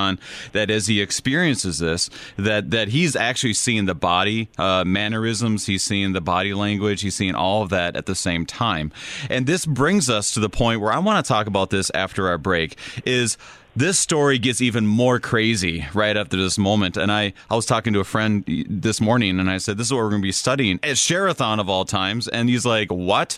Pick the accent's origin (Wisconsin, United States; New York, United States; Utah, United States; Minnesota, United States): Minnesota, United States; accent: Minnesotan; I'm a Minnesotan